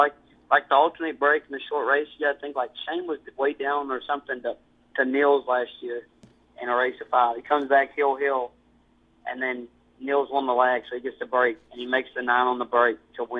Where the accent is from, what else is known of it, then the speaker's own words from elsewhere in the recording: Kentucky, United States; I'm from Kentucky. I'm a little country boy.